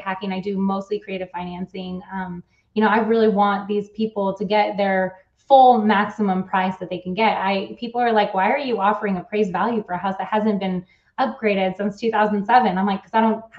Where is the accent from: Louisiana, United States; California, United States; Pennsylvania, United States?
California, United States; also born or lived in Switzerland / San Diego / Bay Area; I actually am from California